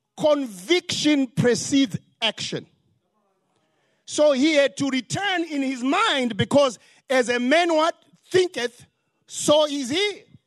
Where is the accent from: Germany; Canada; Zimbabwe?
Zimbabwe; now in Charlotte, United States; Because I have an accent. I'm from Zimbabwe